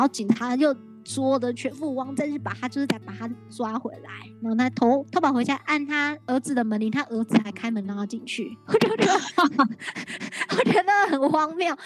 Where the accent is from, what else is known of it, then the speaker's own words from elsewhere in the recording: Taiwan; 我是来自台湾的